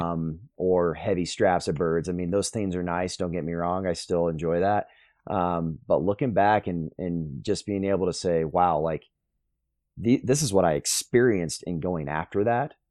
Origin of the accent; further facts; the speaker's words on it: Plano, Texas, United States; also born or lived in Sulphur Springs, Texas; I grew up in the Plano area